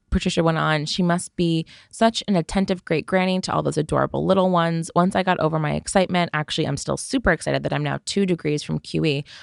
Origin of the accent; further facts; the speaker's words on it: Canada; No. No.